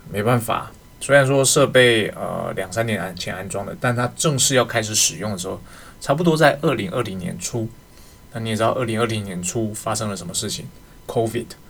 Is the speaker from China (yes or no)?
no; Taiwan; 我们台湾这边